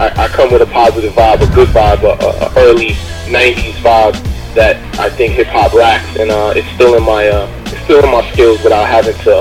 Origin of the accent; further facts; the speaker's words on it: Haiti; I'm Haitian myself. I was born in Haiti